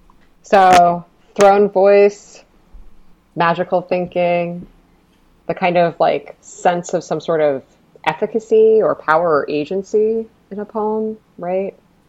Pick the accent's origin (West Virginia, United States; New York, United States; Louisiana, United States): New York, United States; Rochester; from Rochester, New York, living in Rochester, New York at the moment.